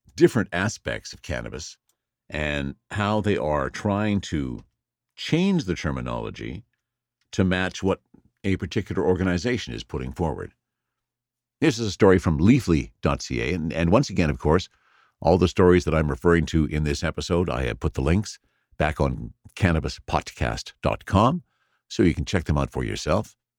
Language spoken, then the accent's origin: English; British Columbia, Canada; the province that I was born in, that I have lived a good portion of my life